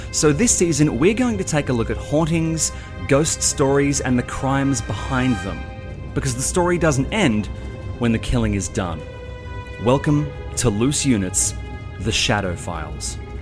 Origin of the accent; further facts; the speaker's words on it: Sydney, New South Wales, Australia; moved away as an adult; now in Melbourne, Australia; I grew up in Sydney with you, as you know, and I moved across here when I was twenty-four years old